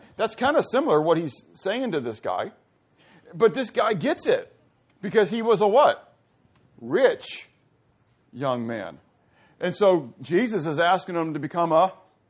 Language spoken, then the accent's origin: English; Pittsburgh, Pennsylvania, United States; I grew up in Pittsburgh, mountains, hills.